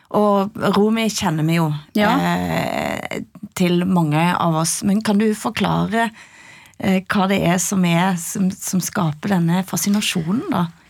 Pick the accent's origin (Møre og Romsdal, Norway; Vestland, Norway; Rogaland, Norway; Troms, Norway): Rogaland, Norway; Ryfylke; jeg kan kjenne meg som vestlending, jeg kan kjenne meg som ryfylking.